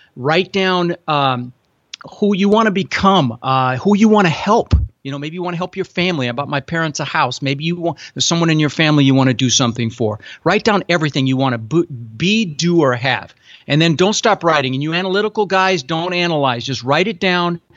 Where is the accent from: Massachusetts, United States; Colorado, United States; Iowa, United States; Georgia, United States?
Colorado, United States; Denver; also born or lived in Netherlands; I immigrated to this country from Holland when I was six years old with my mom and my brother and, uh, came across on a big boat and ended up in Denver